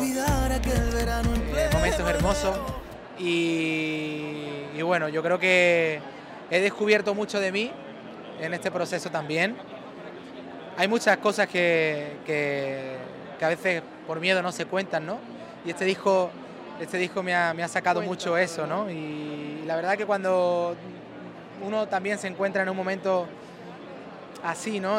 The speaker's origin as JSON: {"language": "Spanish", "town": "Seville", "region": "Andalusia", "country": "Spain", "said": "a mi Andalucía, de venirse a mi Sevilla"}